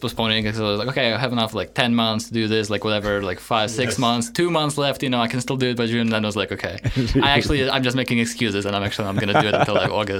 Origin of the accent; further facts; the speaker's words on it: Ukraine; moved away as an adult; also born or lived in Poland; now in Leuven, Belgium; I'm from Ukraine. I studied international relations in Poland for 3 years.